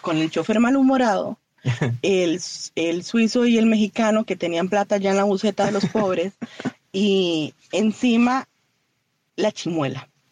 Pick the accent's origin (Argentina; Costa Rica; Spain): Costa Rica; como buenos ticos